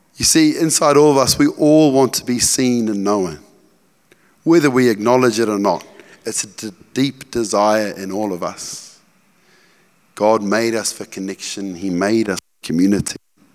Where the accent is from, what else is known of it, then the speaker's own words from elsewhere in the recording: Cambridge, East of England, United Kingdom; So I grew up in Cambridge, in rural Cambridge on the farm. I was like a country bumpkin, right?